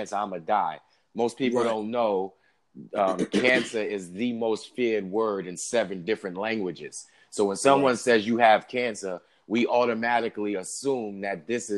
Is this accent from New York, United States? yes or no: yes; New York City, New York, United States; I was raised in New York City, Staten Island, New York.